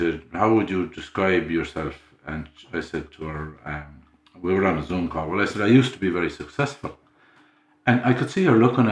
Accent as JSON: {"language": "English", "town": "Carraroe", "region": "Connacht", "country": "Ireland", "tie": "born or raised there", "lives_now": "Kinvara, Ireland", "said": "I was brought up in Connemara, a place called Carraroe."}